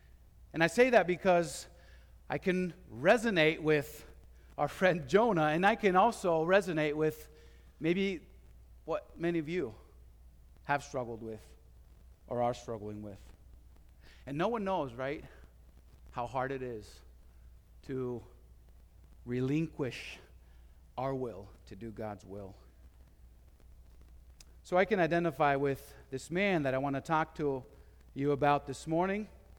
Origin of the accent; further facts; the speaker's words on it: Madrid, Community of Madrid, Spain; I was born and raised in Madrid, Spain, and I had seen what it means to be a missionary.